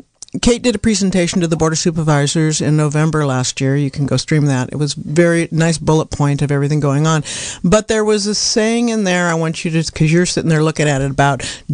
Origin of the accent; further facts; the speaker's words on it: Anderson Valley, California, United States; I'm from Anderson Valley